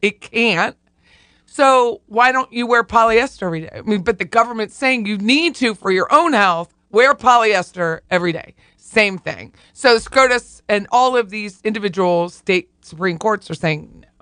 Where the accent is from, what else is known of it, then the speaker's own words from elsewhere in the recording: Pennsylvania, United States; I'm from Pennsylvania